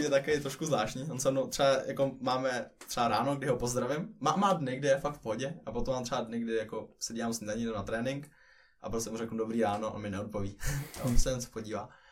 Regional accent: Czechia; now in Finland; vrátil se sem do Čech a zkusil tady

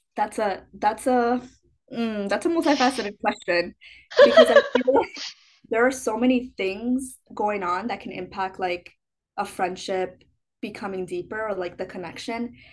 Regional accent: Chicago, Illinois, United States; moved away; I'm from Chicago

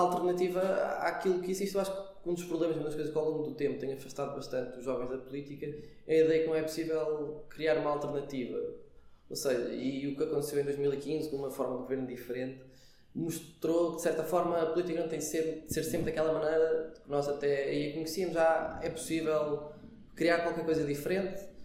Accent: Aveiro, Centro, Portugal; moved away as an adult; now in Lisbon, Portugal; agora estou cá em Lisboa, sou, sou da Aveiro

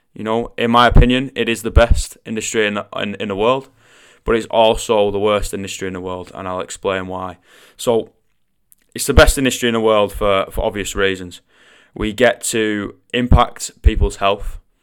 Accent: Manchester, North West England, United Kingdom; accent: Mancunian; I am Mancunian. Alright, I do come from the northwest of England and I do have a little bit of a funny accent

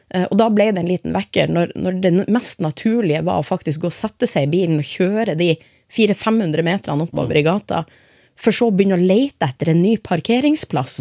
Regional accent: Finnsnes, Troms, Norway; now in Skien, Norway; Født og oppvokst i Norge, aldri bodd noen annen plass, men jeg er innvandrer. Ja. men ja, jeg kommer fra et eh, lite sted i midten av Troms som heter Finnsnes

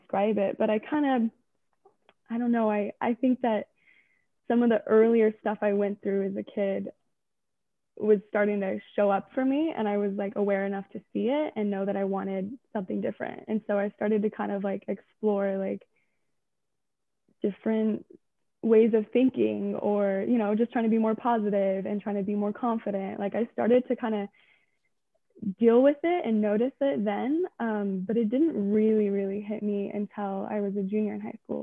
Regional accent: Delta, Utah, United States; also born or lived in Salt Lake City, Utah; Born and raised in Delta, Utah

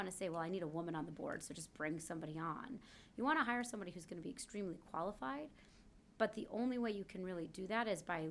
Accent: Kalamazoo, Michigan, United States; moved away; I came from Kalamazoo, Michigan.

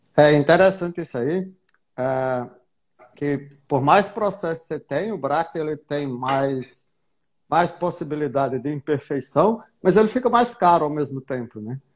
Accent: Paraíba, Brazil; Sou paraibano aqui

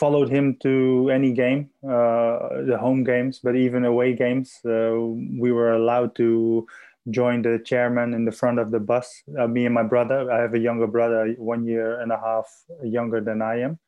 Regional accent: Assen, Drenthe, Netherlands; also born or lived in Adelaide; I'm in the Netherlands in my hometown of Assen

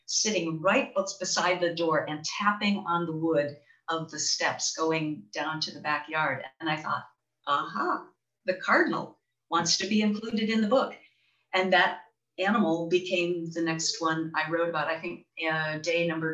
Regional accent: Charlevoix, Michigan, United States; now in West Michigan, United States; my hometown in Charlevoix in northern Michigan

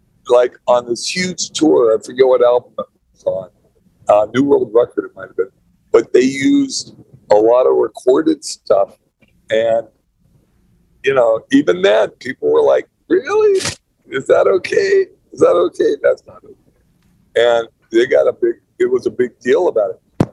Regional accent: California, United States; I'm a Californian

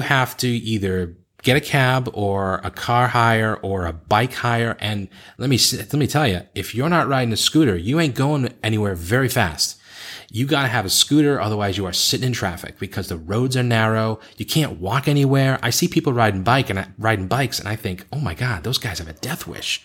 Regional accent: Boston, Massachusetts, United States; moved away as an adult; also born or lived in Beijing; I left Boston, which is the place I grew up

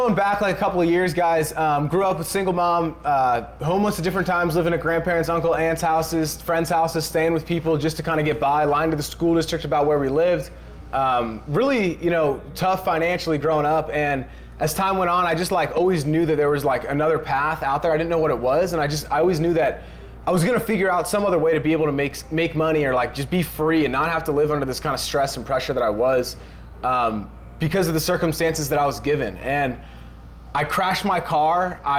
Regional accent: Pennsylvania, United States

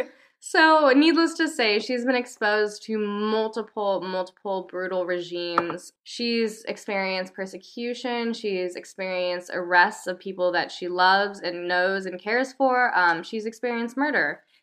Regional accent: United States; I am American

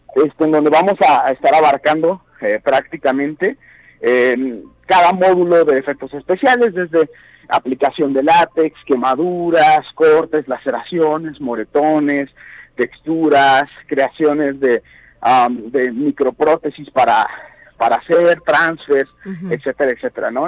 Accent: Guanajuato, Mexico; yo soy de Guanajuato pero sin embargo trabajo en muchísimos estados de la República

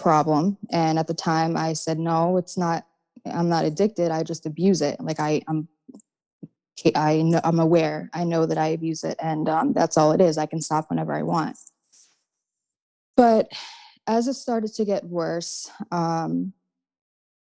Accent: New Jersey, United States; I'm from South Jersey

